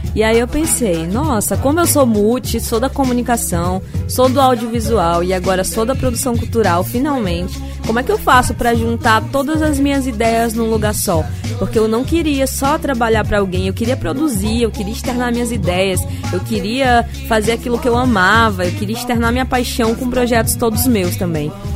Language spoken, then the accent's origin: Portuguese; Maranhão, Brazil; eu sou maranhense, nascida aqui nessa terrinha maravilhosa